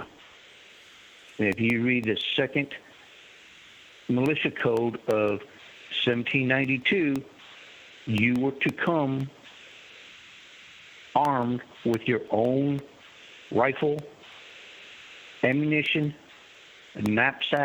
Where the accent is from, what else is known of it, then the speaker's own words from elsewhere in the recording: Texas, United States; also born or lived in Kentucky / Baghdad, Iraq; now in North Carolina, United States; I grew up in Texas